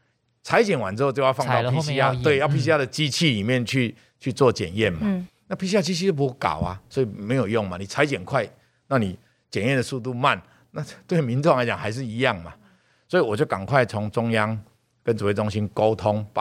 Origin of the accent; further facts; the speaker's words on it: Taichung, Taiwan; 我的故乡，因为我是台中选出来的立法委员